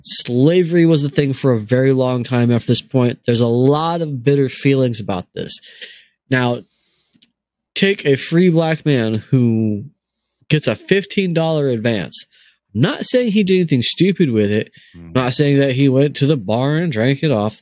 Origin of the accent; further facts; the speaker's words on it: Maricopa County, Arizona, United States; he was the sheriff in my hometown for 24 years